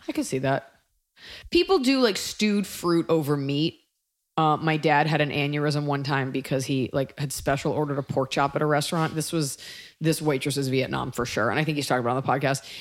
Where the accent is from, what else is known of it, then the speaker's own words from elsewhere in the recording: Texas, United States; as a Texan myself